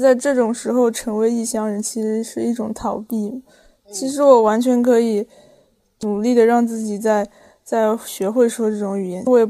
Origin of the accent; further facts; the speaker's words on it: Jiangsu, China; 对了，像我们江苏这边的方言